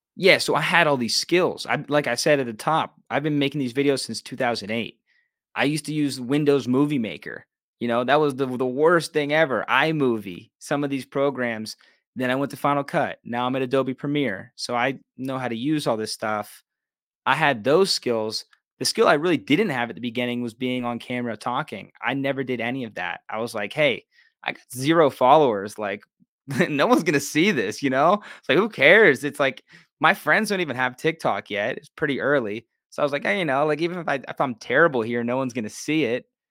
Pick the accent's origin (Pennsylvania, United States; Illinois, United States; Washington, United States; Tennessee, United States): Pennsylvania, United States; Pittsburgh; moved away as an adult; also born or lived in Los Angeles; I just love Pittsburgh. This is my hometown.